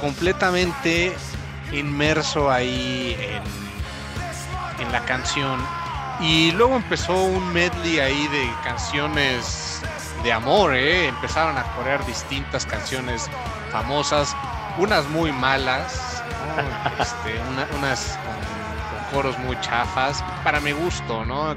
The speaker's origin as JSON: {"language": "Spanish", "country": "Mexico", "said": "Somos, somos querendones mexicanos"}